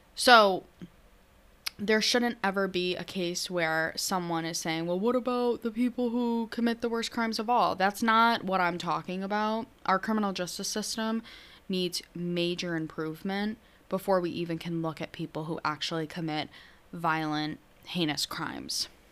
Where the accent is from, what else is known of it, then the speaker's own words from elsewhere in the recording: New York, United States; I'm from New York.